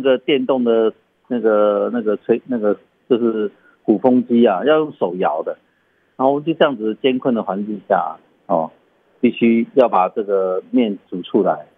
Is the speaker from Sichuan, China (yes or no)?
yes; Sichuan, China; now in Taitung, Taiwan; 我们四川人叫做熟油辣椒，就是辣椒粉，然后加上花椒粉等等